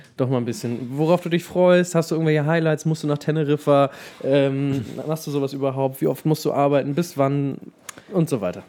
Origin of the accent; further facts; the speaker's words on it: Melbeck, Lower Saxony, Germany; moved away; Es gibt ein Dorf in der Nähe von Lüneburg, das heißt Melbeck, da bin ich aufgewachsen